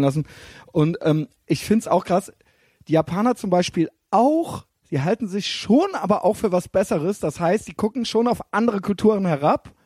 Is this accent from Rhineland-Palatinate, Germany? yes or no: yes; Koblenz-Neuwied, Rhineland-Palatinate, Germany; now in Cologne, Germany